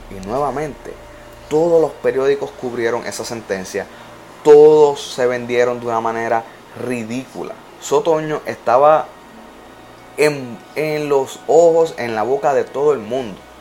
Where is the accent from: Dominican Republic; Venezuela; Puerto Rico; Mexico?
Puerto Rico; yo soy boricua